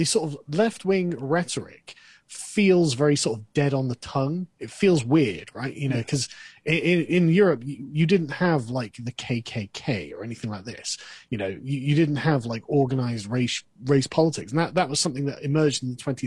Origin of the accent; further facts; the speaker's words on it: England, United Kingdom; I'm English